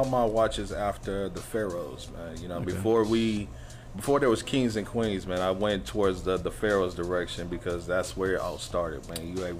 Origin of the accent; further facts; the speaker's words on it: Fort Worth, Texas, United States; I'm originally from Fort Worth, Texas. That's where I actually grew up, on the west side of Fort Worth.